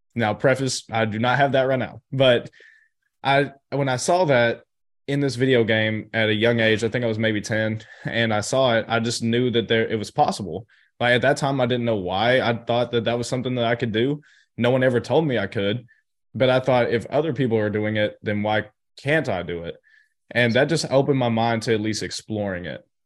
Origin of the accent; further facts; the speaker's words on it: Chattanooga, Tennessee, United States; I grew up in Chattanooga, Tennessee